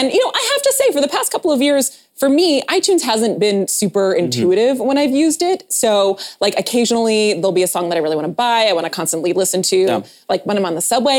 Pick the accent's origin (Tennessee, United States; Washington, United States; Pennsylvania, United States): Pennsylvania, United States; Philadelphia; I'm from Philadelphia.